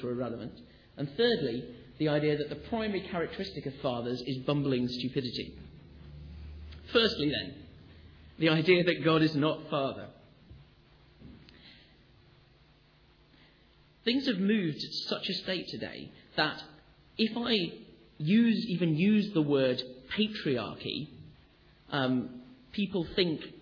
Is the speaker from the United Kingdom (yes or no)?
yes; Sheffield, Yorkshire and the Humber, United Kingdom; I come from Sheffield